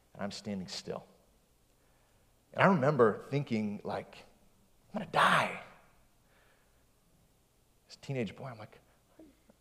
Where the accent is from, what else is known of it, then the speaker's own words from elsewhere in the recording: West Michigan, United States; I grew up in West Michigan